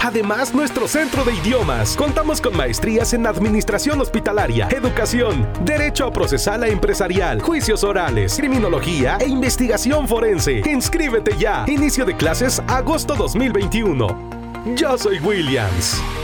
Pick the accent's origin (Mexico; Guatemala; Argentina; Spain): Mexico